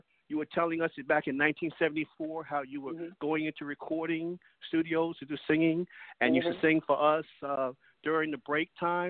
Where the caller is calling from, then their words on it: Brooklyn, New York, United States; Hey, Lillo, this is your friend … from Brooklyn, New York.